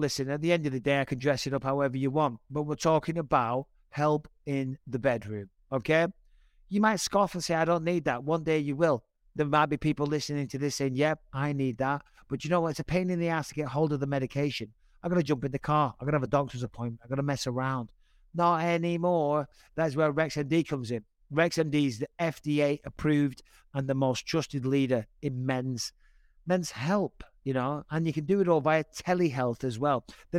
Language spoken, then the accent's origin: English; Cyprus; born there; Cypriot. I was born in Cyprus on an arm.